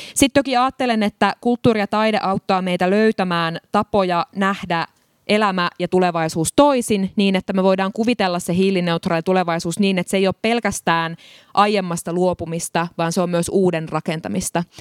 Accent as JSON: {"language": "Finnish", "town": "Tampere", "region": "Pirkanmaa", "country": "Finland", "tie": "born or raised there", "said": "Mä oon Hervannasta kotoisin"}